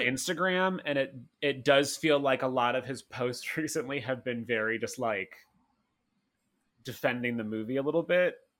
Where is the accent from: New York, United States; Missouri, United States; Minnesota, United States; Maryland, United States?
Missouri, United States; St. Louis; I'm from Saint Louis